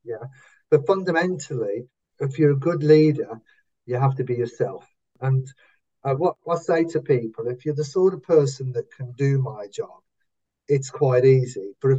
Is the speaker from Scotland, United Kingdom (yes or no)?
no; Wolverhampton, West Midlands, United Kingdom; accent: Wolverhampton; I can only shout out in a Wolverhampton accent. I can't say it in my current accent. No, it only ever comes out in Wolverhampton.